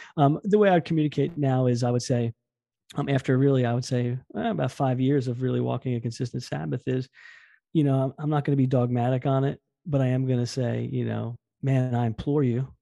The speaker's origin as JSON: {"language": "English", "region": "New Jersey", "country": "United States", "also_born_or_lived": "West Virginia", "moved": "as an adult", "lives_now": "Westover, United States", "said": "I'm from Jersey"}